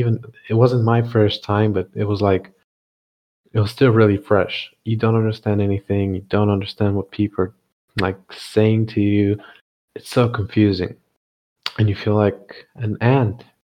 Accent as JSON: {"language": "English", "country": "Bulgaria", "tie": "born or raised there", "also_born_or_lived": "Shanghai, China", "moved": "as an adult", "said": "we're from different cities in Bulgaria"}